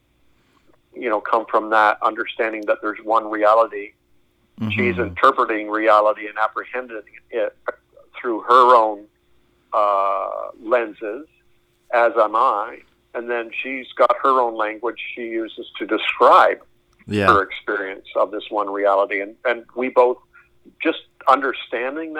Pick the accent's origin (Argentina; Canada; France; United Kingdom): Canada; also born or lived in Springfield, Missouri; I'm a Canadian